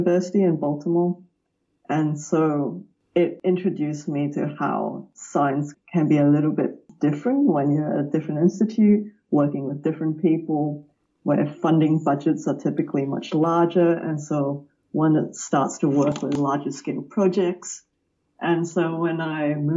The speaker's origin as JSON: {"language": "English", "town": "Melbourne", "region": "Victoria", "country": "Australia", "tie": "born or raised there", "said": "I grew up outside of Melbourne in a suburb named Wantirna South in Victoria."}